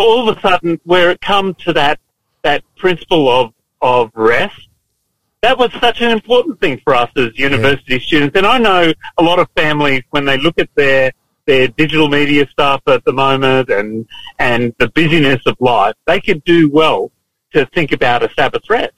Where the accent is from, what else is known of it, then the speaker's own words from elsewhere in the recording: Lockyer Valley, Queensland, Australia; also born or lived in Toowoomba; I came from uh, the Lockyer Valley, around Gatton there, you know, on, on a farm initially and then up Woomba